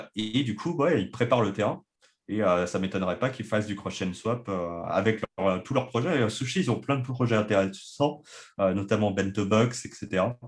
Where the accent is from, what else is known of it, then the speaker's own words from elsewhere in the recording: France; en tant que Français